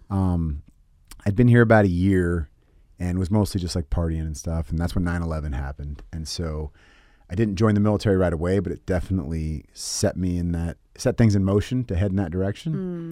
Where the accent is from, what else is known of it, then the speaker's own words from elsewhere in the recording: San Francisco Bay Area, California, United States; also born or lived in Tennessee; I grew up in the Bay Area, San Francisco Bay, but I was born in Tennessee.